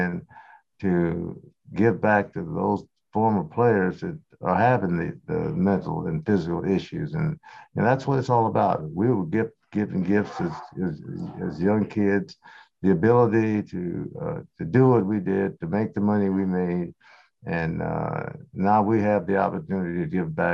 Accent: Portland, Oregon, United States; also born or lived in Houston, Texas; I was born in Houston, Texas, and I moved from Houston when I was 2.5 years old to Portland, Oregon, and played high school, grade school, high school, of course, went to the University of Oregon

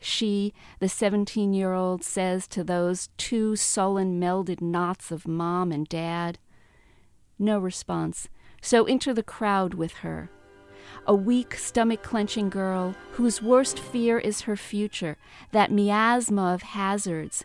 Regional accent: New York City, New York, United States; I lived in the Bronx. I was born here and raised here

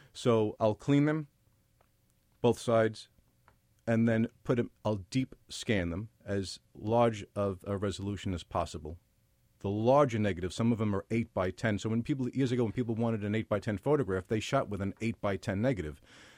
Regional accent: Brooklyn, New York, United States; also born or lived in Little Neck, Queens, United States; Grew up in Williamsburg, Brooklyn, and parts of Queens, Little Neck mostly.

